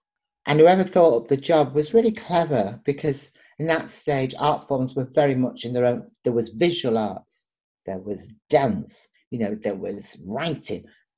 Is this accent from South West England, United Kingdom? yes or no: no; Liverpool, North West England, United Kingdom; I'm Irish, Liverpoolian, Nigerian.